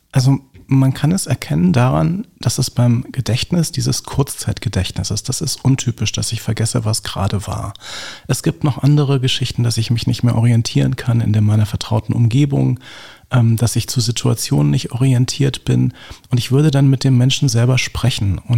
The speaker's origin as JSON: {"language": "German", "region": "Berlin", "country": "Germany", "tie": "born or raised there", "said": "Und ich bin in Lichterfelde und Langwitz aufgewachsen, also hier im Bezirk."}